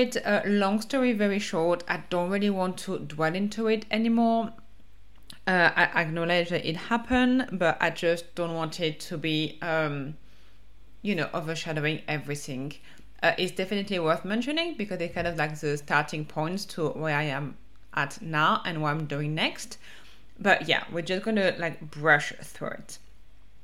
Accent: France; accent: French; English is a second language; my French accent

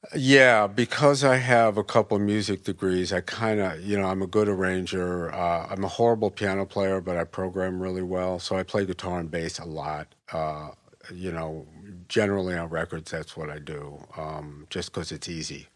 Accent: Westchester, New York, United States; moved away as an adult; also born or lived in Chicago / Saint Louis / San Francisco; moved to Westchester, twenty miles north of the city when I was three. Pretty much grew up there

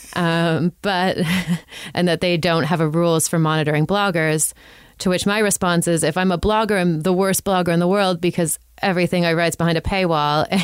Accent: Toronto, Ontario, Canada; also born or lived in Ottawa; I'm from Toronto.

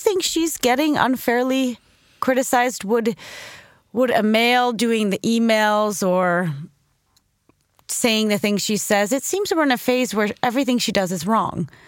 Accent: United States; also born or lived in Sweden; I'm back home in America and I'm an American

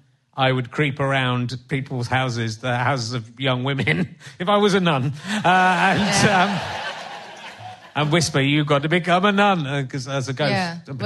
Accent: Northern Ireland, United Kingdom; Oh, I'm from Northern Ireland.

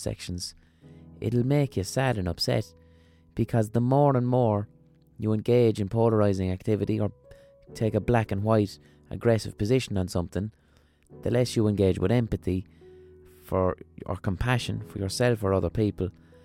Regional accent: Limerick, Munster, Ireland; accent: neutral Limerick city accent; my accent isn't even a strong Limerick accent. It's a pretty neutral Limerick city accent.

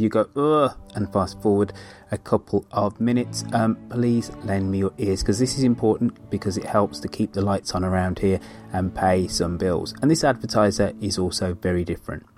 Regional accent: Birmingham, West Midlands, United Kingdom; moved away; back in my hometown of Birmingham for a month or so

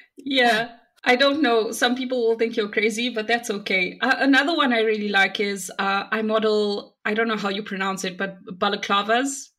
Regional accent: South Africa; I'm from South Africa

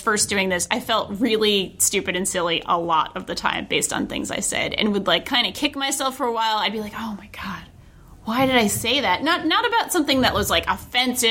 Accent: Rhode Island, United States; my home state of Rhode Island

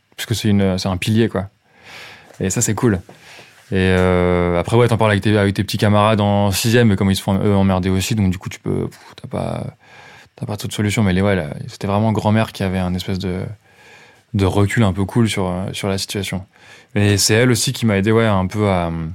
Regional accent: Châteaudun, Centre-Val de Loire, France; J'ai grandi à Châteaudun, en Eure-et-Loire

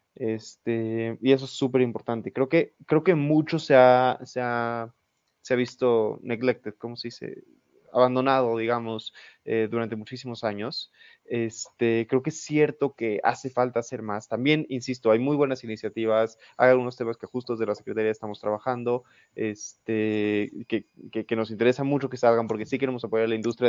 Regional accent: Mexico; como mexicanos

